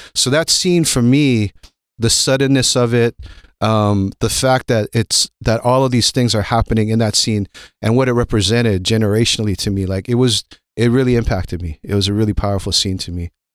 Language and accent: English; Honolulu, Hawaii, United States; moved away; also born or lived in Berkeley, California; I grew up in Honolulu, Hawaii.